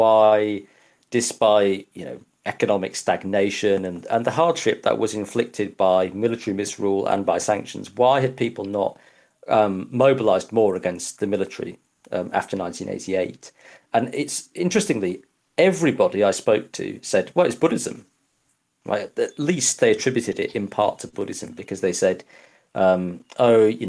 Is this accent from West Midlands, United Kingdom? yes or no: no; Yorkshire and the Humber, United Kingdom; I grew up in Yorkshire in the 80s